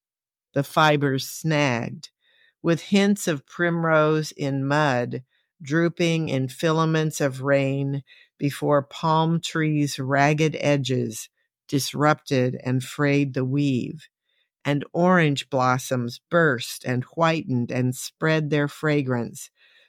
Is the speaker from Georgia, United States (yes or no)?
no; Oklahoma, United States; also born or lived in San Antonio, United States / New Jersey, United States; I was born in San Antonio, and of course the river runs through the city, although it's not exactly blue. The pecans in the second verse grew in our backyard in Oklahoma, and it seemed like a very dusty place.